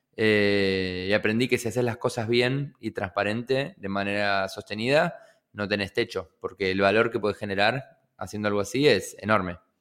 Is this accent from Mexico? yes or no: no; Buenos Aires, Argentina; also born or lived in General San Martín Partido, Buenos Aires Province; yo nací en el partido de San Martín, eh, pero siempre viví en, Capital, en la ciudad de Buenos Aires.